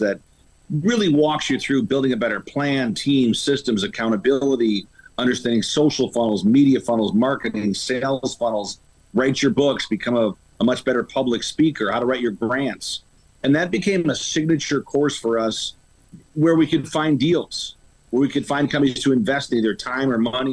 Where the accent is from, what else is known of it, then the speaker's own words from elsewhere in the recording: Chicago, Illinois, United States; born and raised in Chicago